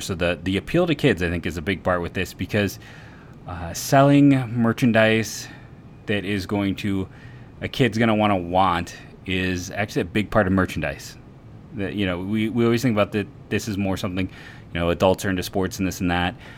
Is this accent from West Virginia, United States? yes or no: no; Copley, Ohio, United States; I am from Copley